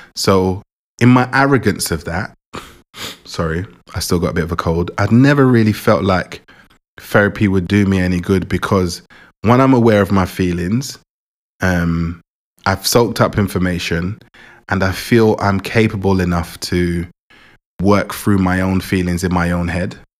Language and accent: English; England, United Kingdom; also born or lived in Jamaica; I was born in Jamaica, was born in Jamaica, and I came to England four years old